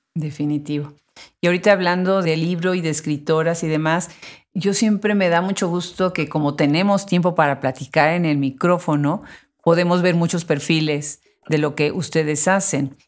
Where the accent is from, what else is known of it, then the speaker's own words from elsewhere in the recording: Puebla, Mexico; yo soy de Puebla